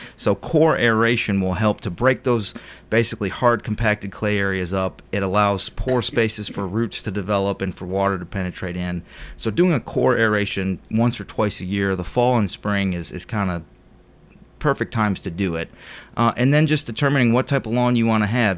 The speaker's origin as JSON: {"language": "English", "town": "Cleveland", "region": "Ohio", "country": "United States", "moved": "yes", "said": "Originally, I'm from Cleveland, Ohio"}